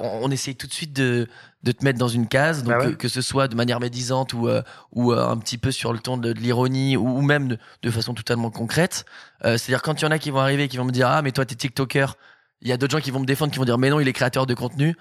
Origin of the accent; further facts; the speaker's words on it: Bordeaux, Nouvelle-Aquitaine, France; moved away as an adult; now in Paris, France; je suis originaire de, Bordeaux déjà. Je suis arrivé sur Paris il y a deux ans maintenant